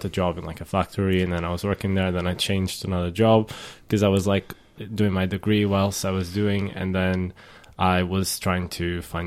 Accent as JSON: {"language": "English", "country": "Portugal", "moved": "as an adult", "lives_now": "United Kingdom", "said": "I come from Portugal"}